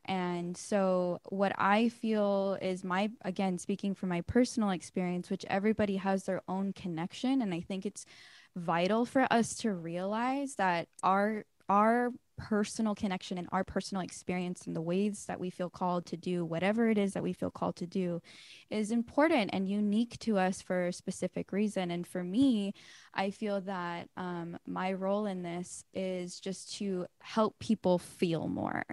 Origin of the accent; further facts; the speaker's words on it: Lawndale, California, United States; I grew up in Lawndale, um, which is really close to L A X and Redondo Beach